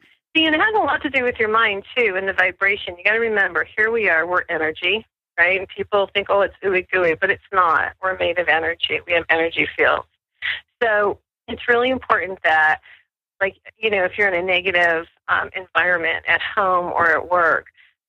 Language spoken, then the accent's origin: English; New Mexico, United States; I'm from New Mexico, and people in New Mexico tend to be more spiritual.